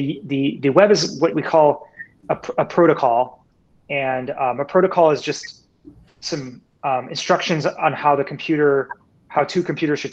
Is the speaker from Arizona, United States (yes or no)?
yes; Tempe, Arizona, United States; My background is that I grew up in Tempe